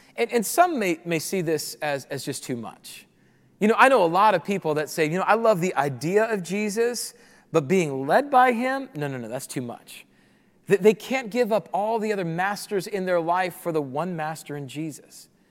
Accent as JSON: {"language": "English", "town": "Rapid City", "region": "South Dakota", "country": "United States", "tie": "born or raised there", "moved": "as an adult", "said": "I grew up in Rapid City, South Dakota"}